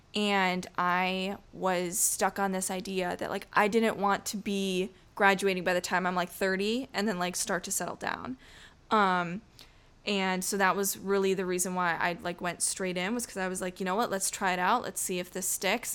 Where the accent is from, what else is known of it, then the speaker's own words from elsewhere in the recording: outside of Syracuse, New York, United States; I was raised outside of Syracuse.